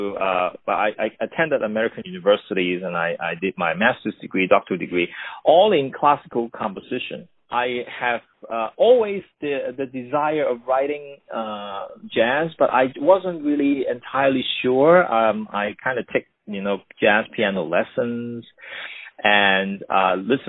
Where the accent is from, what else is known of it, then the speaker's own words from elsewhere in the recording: Hong Kong; also born or lived in New York, United States; now in Los Angeles, United States; I grew up in Hong Kong, and that was still under the British